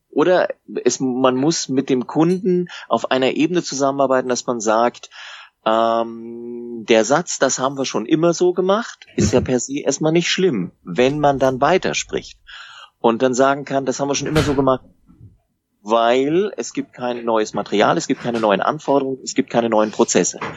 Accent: Baden-Württemberg, Germany; wenn wir nicht huddeln wollen, um das mal als Schwabe zu sagen

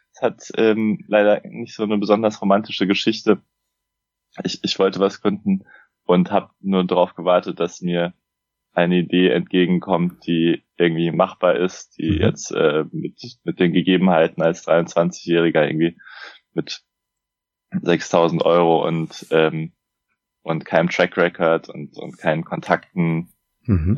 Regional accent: Frankfurt am Main, Hesse, Germany; also born or lived in Munich; ich bin 29, äh, komme aus Frankfurt am Main

